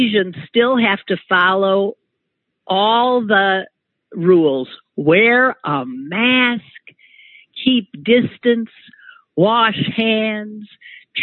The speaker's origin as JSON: {"language": "English", "region": "Wisconsin", "country": "United States", "tie": "born or raised there", "moved": "yes", "said": "my home state, which doesn't give much good news when it comes to more progressive politics."}